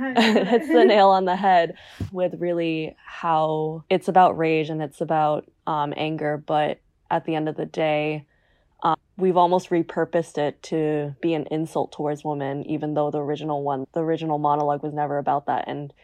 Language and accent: English; New Jersey, United States; So obviously I'm American. Mm-hmm. And having grown up in New Jersey, I think like I was really taught about pretty much everything.